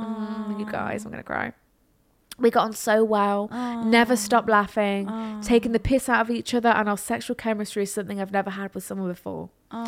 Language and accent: English; Ireland; He's from England and I'm from South Ireland.